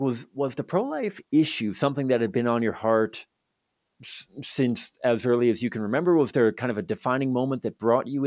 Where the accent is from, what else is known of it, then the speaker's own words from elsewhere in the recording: Victoria, British Columbia, Canada; growing up in Victoria